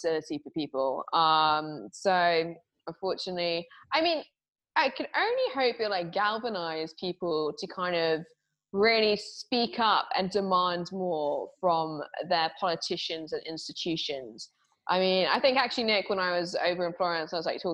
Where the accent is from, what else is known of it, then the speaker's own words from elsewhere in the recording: England, United Kingdom; I'm English